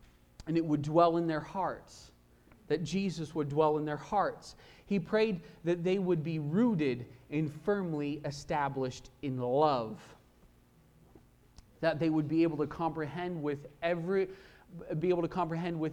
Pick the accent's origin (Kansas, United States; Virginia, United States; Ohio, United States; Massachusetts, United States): Kansas, United States; I grew up mostly in Kansas